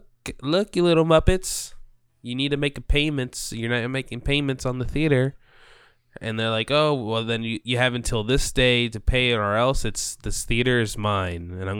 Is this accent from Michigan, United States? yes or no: no; Orlando, Florida, United States; I grew up in the Orlando area, and Orlando was home to like a Cirque du Soleil theater.